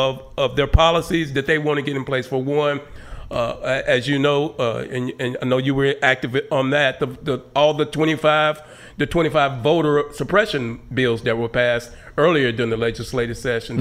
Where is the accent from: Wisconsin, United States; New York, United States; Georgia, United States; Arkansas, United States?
Arkansas, United States; Hope; Huckabee's from my hometown, and I know the family well